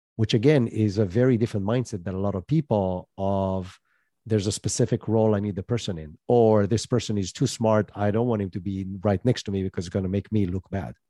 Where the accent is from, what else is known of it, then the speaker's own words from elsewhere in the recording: Israel; moved away as an adult; also born or lived in United States; I'm originally from Israel, moved to the U S with that tech startup, lived there